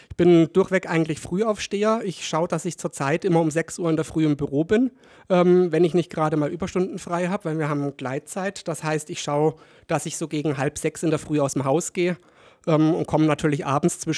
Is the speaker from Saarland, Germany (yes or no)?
no; Kaufbeuren, Bavaria, Germany; also born or lived in Ingolstadt; Ich selber bin ja gebürtig aus Ingolstadt und mit neun Jahren, knapp neun Jahren nach Kaufbeuren gekommen. Deswegen ist es bei mir mit dem Dialekt, sagen wir mal, so eine undefinierbare Mischung